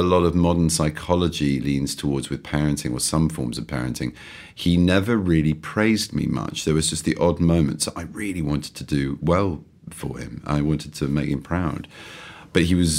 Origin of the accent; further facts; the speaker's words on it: London, United Kingdom; also born or lived in East Grinstead / Harrow; I was born and raised in London on and off. I went to boarding school, so a bit of East Grinstead and Harrow